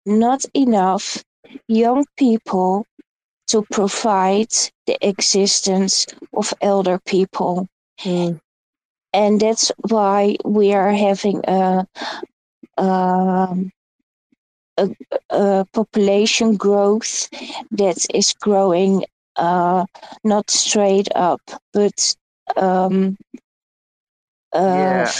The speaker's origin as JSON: {"language": "English", "country": "Netherlands", "second_language": "English", "said": "I'm from Holland"}